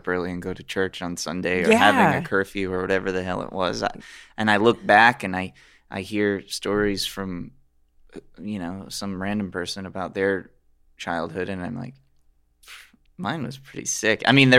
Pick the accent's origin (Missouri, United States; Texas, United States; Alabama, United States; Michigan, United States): Alabama, United States; now in Los Angeles, United States; We grew up together in Alabama.